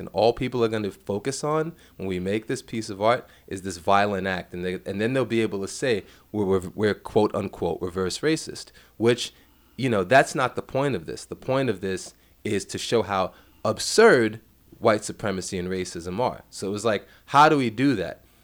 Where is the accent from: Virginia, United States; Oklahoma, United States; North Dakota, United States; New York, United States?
New York, United States; New York City; I grew up in Bed-Stuy.